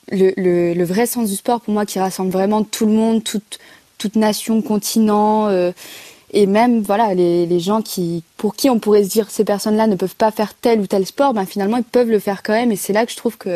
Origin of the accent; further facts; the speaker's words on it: Bourgogne-Franche-Comté, France; C'est ça, c'est en France, c'est une chance hein, pour ma génération de pouvoir faire des Jeux